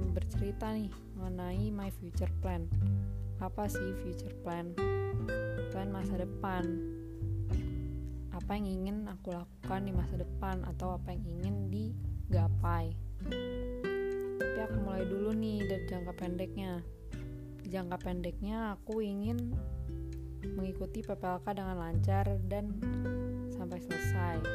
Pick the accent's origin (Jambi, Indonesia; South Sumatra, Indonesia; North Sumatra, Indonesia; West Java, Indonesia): West Java, Indonesia; Bekasi; also born or lived in Jakarta; Aku lahir di Jakarta tanggal 11 November 2003. Asal aku dari Bekasi, tepatnya Bekasi Timur, dan lebih spesifiknya lagi di Rawalumbu.